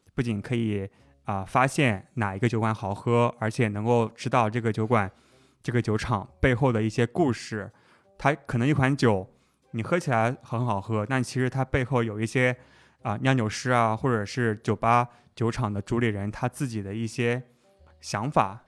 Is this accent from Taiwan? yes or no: no; China; also born or lived in Atlanta, United States; 我是中国来的